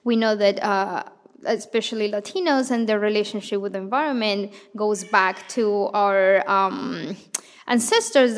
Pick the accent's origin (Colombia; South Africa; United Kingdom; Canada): Colombia; Bogota, Bogotá Capital District; moved away as an adult; now in Madison, United States; I grew up in Colombia, in Bogota